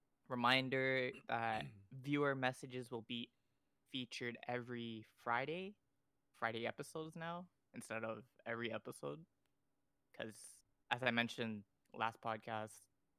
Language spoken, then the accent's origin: English; Canada; We're Canadian